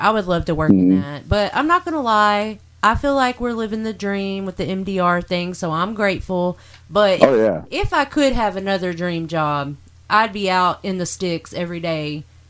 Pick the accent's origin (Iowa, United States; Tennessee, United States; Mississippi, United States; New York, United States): Tennessee, United States; Nashville; also born or lived in Kentucky; born in Kentucky, but I was raised in Nashville, and everybody says in Nashville it's a melting pot, so most of us don't have thick accents, but apparently I do.